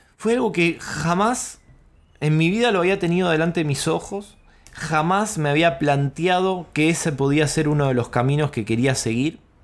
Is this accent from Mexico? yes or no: no; Quilmes, Buenos Aires Province, Argentina; un coworking en Quilmes, en mi barrio, en donde yo nací